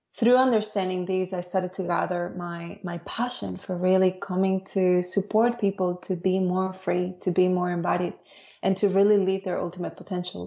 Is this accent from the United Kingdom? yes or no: no; Dominican Republic; also born or lived in Spain / Barcelona, Spain; now in Australia; I was born in Spain, but I grew up in the Dominican Republic